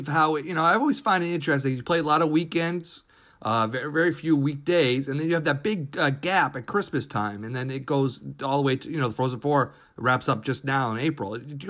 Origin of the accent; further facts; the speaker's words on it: Connecticut, United States; I grew up in the Connecticut area